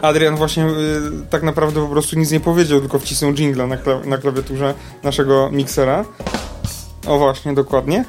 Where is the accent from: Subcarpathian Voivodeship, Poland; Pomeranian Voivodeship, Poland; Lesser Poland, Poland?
Lesser Poland, Poland; Kokotów; z mojej wsi